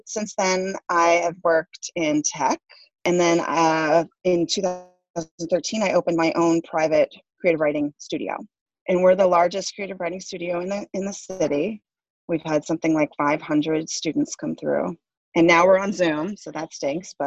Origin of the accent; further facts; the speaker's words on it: Coral Gables, Florida, United States; moved away; live like half a mile from where I grew up in Coral Gables.